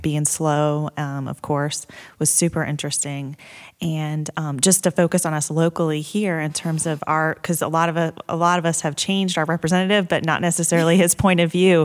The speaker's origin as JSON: {"language": "English", "town": "Blacksburg", "region": "Virginia", "country": "United States", "tie": "born or raised there", "said": "I grew up in Blacksburg, Virginia, as did my husband"}